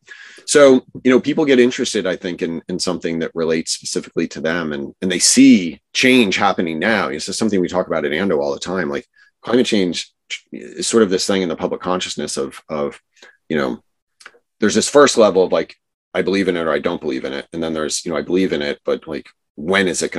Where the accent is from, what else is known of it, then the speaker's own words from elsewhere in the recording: New Jersey, United States; And I grew up in New Jersey, right. Which is a funny state to grow up